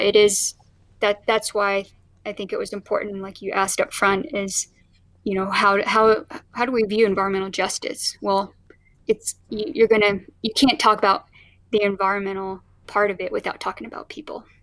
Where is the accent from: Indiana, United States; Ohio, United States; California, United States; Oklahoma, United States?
Oklahoma, United States; now in Colorado, United States; I was actually born in, in Oklahoma